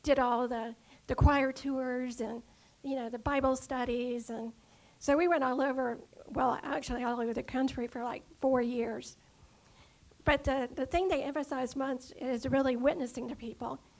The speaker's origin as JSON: {"language": "English", "town": "Dunwoody", "region": "Georgia", "country": "United States", "tie": "born or raised there", "also_born_or_lived": "Atlanta", "said": "I was born in Atlanta and was raised in Dunwoody, so I'm very local."}